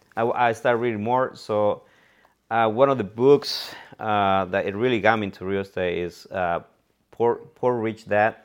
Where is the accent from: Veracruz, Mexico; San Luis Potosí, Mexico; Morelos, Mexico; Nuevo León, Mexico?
Morelos, Mexico; Cuernavaca; English is a second language; moved away as an adult; now in San Francisco, United States; I'm from Mexico, from Cuernavaca, Morelos.